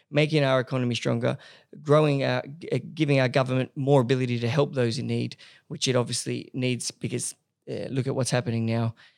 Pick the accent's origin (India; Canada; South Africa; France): France; Paris, Île-de-France; moved away as an adult; now in Australia; I grew up in Paris. I, I did all my high schooling and, and uni in Paris.